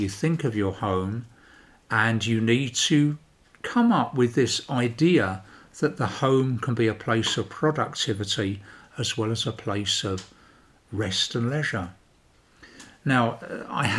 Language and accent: English; London, United Kingdom; moved away as an adult; also born or lived in Banbury, North Oxfordshire; now in Sweden; I started up growing up in London and I left London to get a garden